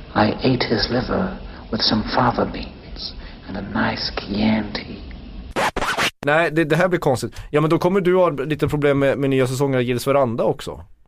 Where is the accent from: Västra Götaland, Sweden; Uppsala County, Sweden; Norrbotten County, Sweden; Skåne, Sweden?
Norrbotten County, Sweden; Kiruna; när jag växte upp i Kiruna